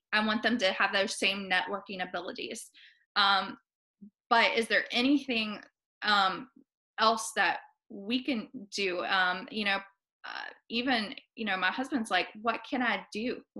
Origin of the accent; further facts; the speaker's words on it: Appalachia, United States; she's laughed at the way I say words because I'm from Appalachia. And, I said, well, we all have, you know, different accents, different tones.